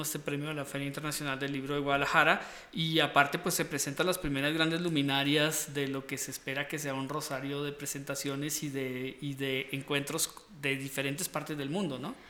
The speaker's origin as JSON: {"language": "Spanish", "country": "Costa Rica", "tie": "born or raised there", "moved": "yes", "said": "yo de pequeño me crié en Costa Rica en Costa Rica."}